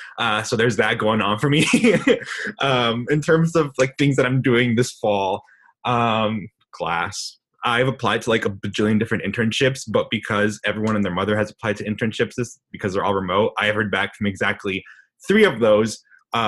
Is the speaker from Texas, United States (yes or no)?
yes; El Paso, Texas, United States; I'm the vice president, not a vice president, the vice president for GBC. My hometown is El Paso, Texas, known for mountains and Beto, basically.